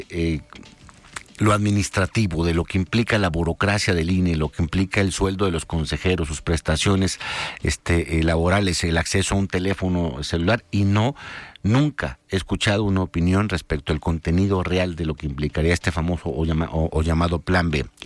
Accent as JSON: {"language": "Spanish", "region": "Jalisco", "country": "Mexico", "said": "Si seguimos nosotros este, eh, adormilados como mexicanos, como jaliscienses, en solamente decir que los profesionales son los que se dedican a la política"}